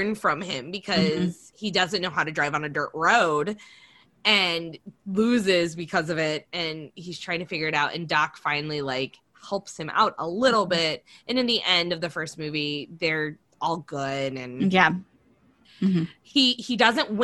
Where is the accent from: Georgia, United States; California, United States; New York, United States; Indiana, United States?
Indiana, United States; we grew up in Indiana, so NASCAR and Indy 500 and all the things were huge.